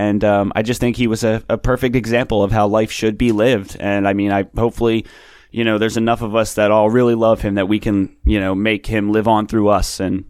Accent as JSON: {"language": "English", "town": "Philadelphia", "region": "Pennsylvania", "country": "United States", "tie": "born or raised there", "said": "When I was growing up in Philly"}